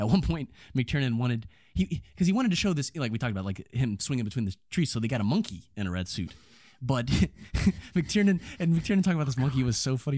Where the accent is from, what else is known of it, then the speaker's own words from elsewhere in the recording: Lexington, Kentucky, United States; in my hometown